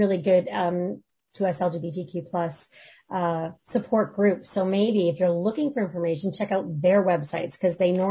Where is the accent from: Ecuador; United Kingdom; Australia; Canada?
Canada; I felt so let down as a Canadian